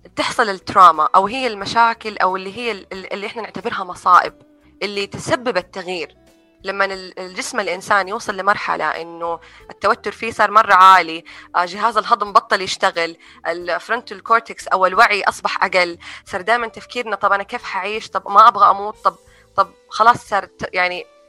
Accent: Saudi Arabia; moved away; also born or lived in United States; تجربتي في طفولتي هنا في السعوديه

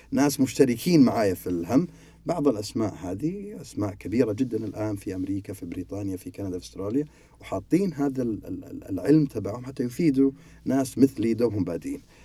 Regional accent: Saudi Arabia; أنواع المكاتب عندنا في السعودية

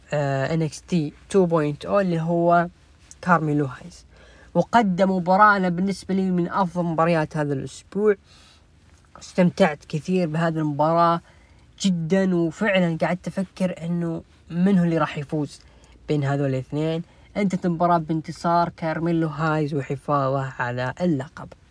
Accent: Jeddah, Makkah Province, Saudi Arabia; عندنا في جدة

